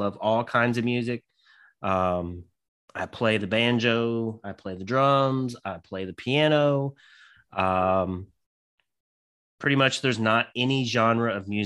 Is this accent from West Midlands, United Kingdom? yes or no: no; Scotland, United Kingdom; I'm I'm obviously Scottish as well